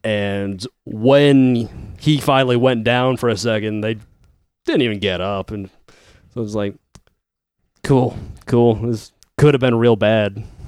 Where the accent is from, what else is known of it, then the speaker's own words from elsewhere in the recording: Fort Wayne, Indiana, United States; I'm fine living here. Like, if I want to go somewhere else, I'll just go. Like, there's other cities around here that I wouldn't mind living